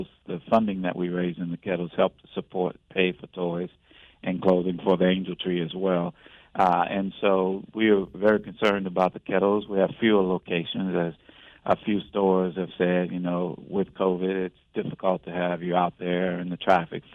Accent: New Orleans, Louisiana, United States; moved away as an adult; now in Raleigh, United States; I'm originally from New Orleans, Louisiana

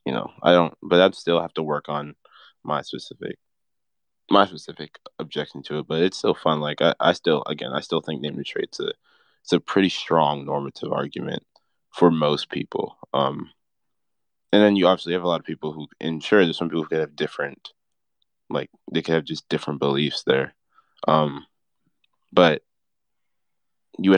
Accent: United States; I was born in America.

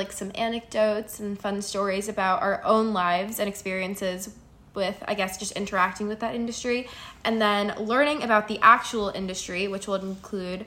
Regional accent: New Jersey, United States; also born or lived in Manhattan, New York; I grew up in New Jersey, but I started going to high school in Manhattan

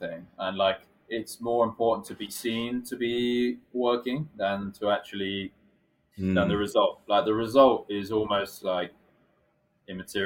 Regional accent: England, United Kingdom; moved away as an adult; now in Japan; whether I'm British or not

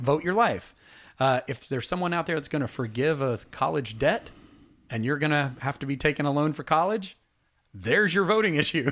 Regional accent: Atlanta, Georgia, United States; we're from Atlanta

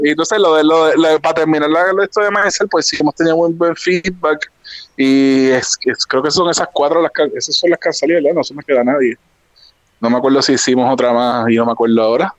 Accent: Ponce, Puerto Rico; yo crecí en Ponce.

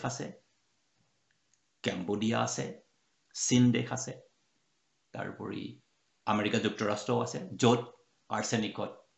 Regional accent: Bokakhat, Assam, India; মোৰ ঘৰ বোকাখাটত গোলাঘাট জিলাৰ

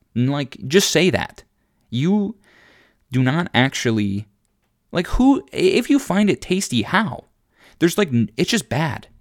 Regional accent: Minnesota, United States; I'm from Minnesota

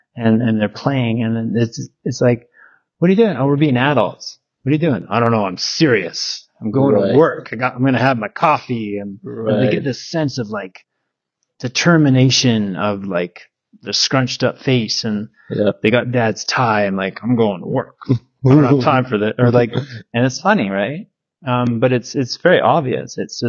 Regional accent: Victoria, British Columbia, Canada; I'm in Victoria in my hometown. I grew up there since I was two. Went to Willows Elementary and Wendoke High.

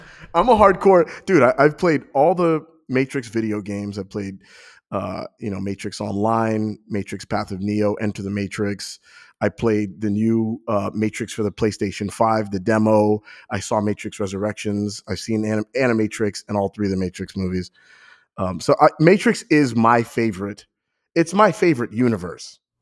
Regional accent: New York, United States; now in Ohio, United States; I feel like a transplant, even though I'm from New York

